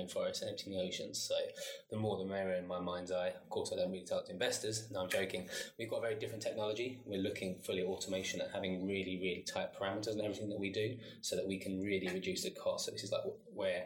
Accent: London, United Kingdom; moved away as an adult; I'm from South East London, born and bred, but I'm half Chilean

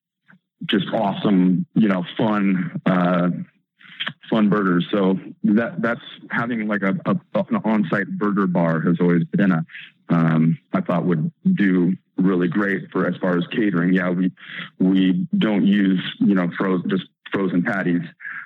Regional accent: Eugene, Oregon, United States; Growing up in Eugene

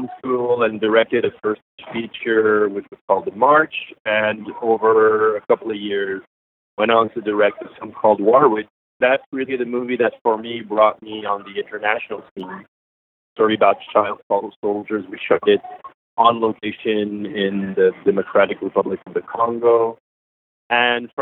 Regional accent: Montreal, Quebec, Canada; I was born and raised in Montreal

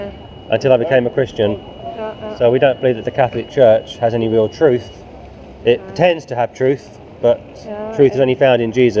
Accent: England, United Kingdom; I'm from England.

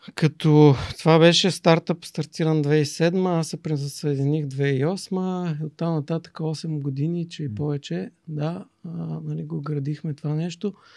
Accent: Silistra, Silistra Province, Bulgaria; also born or lived in Germany; Силистра, родния ми град

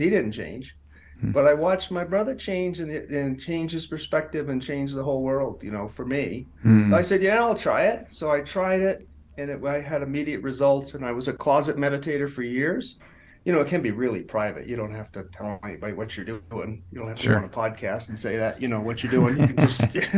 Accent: Maine, United States; moved away as an adult; also born or lived in Boston; I'm from Maine originally

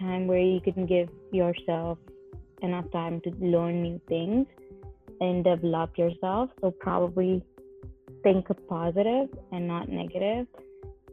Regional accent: Delhi, India; moved away as an adult; now in San Francisco, United States; I live here by myself and I have my family back in India and Delhi

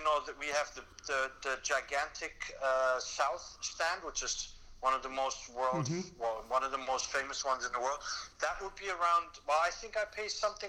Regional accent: Switzerland; now in Amsterdam, Netherlands; I was born and raised in Switzerland

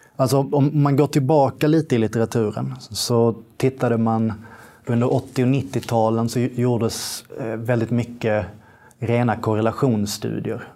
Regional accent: Malmö, Skåne, Sweden; also born or lived in England; jag är från Malmö

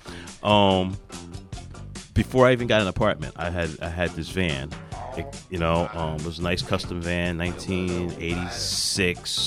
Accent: New Jersey, United States; they used to just call me … because I was from New Jersey.

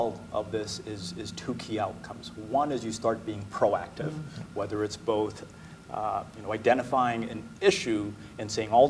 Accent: Oregon, United States; I grew up in Oregon

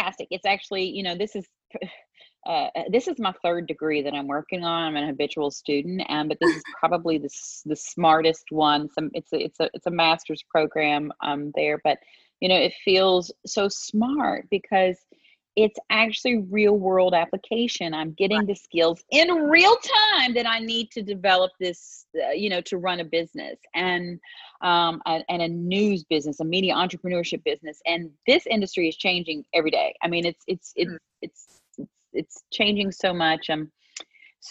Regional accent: West Virginia, United States; we have an expression there. And we say West by God, Virginia, right? That's how I was raised.

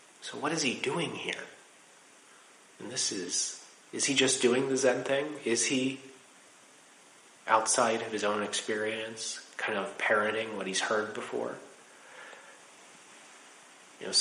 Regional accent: Laurel, Maryland, United States; moved away as an adult; also born or lived in Washington, D.C. / Rochester, New York; I was born in Washington, D.C. at Holy Cross Hospital. I spent my childhood in Laurel, Maryland

